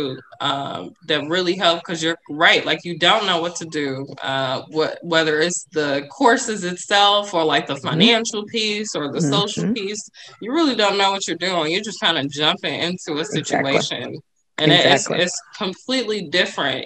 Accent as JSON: {"language": "English", "town": "Chicago", "region": "Illinois", "country": "United States", "said": "I'm from Chicago"}